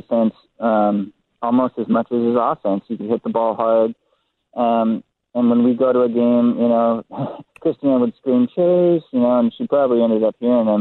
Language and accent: English; San Diego, California, United States; being born and raised in San Diego